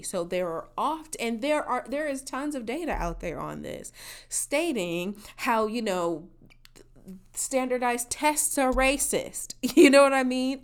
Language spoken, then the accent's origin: English; Midwest, United States; in my region you know, as a Midwesterners, we as a Midwesterner, we took the ACT and not the SAT.